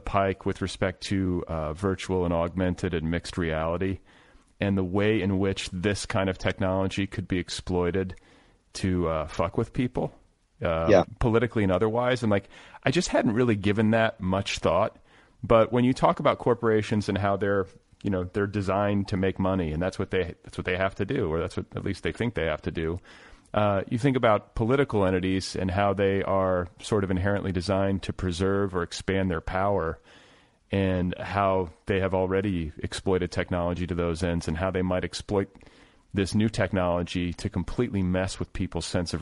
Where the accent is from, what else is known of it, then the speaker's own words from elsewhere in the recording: Midwest, United States; now in Los Angeles, United States; I'm from the Midwest and my parents are from the South